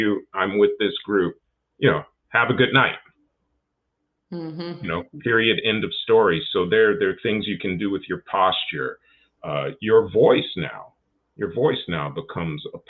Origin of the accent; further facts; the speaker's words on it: Chicago, Illinois, United States; I'm from Chicago as well